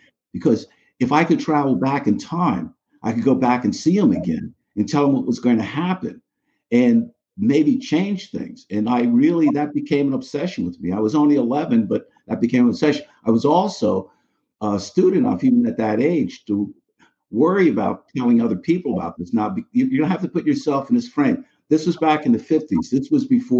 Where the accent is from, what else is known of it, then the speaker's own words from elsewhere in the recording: New York City, New York, United States; moved away as an adult; now in Coventry, Connecticut, United States; I grew up in the Bronx, New York.